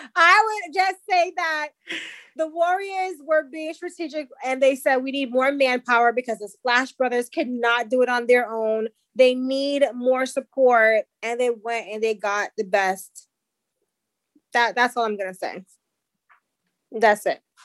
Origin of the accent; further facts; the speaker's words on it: Jamaica; I'm Jamaican